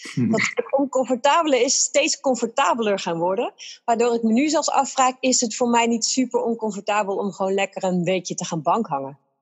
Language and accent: Dutch; Netherlands; wij zijn Nederlanders